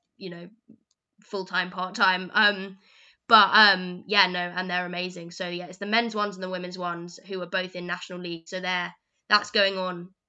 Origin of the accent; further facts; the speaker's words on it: London, United Kingdom; moved away as an adult; now in Birmingham, United Kingdom; I come from London